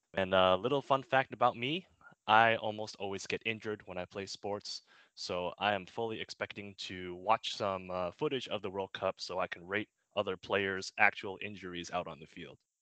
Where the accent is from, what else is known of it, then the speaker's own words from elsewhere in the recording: Massachusetts, United States; I grew up in Massachusetts